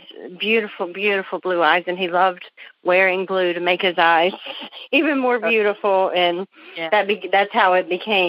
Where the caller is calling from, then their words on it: Greenville, South Carolina, United States; From Greenville, South Carolina.